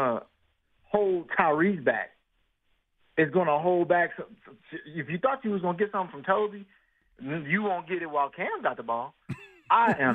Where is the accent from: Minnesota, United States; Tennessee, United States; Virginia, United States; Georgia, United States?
Virginia, United States; I'm from Virginia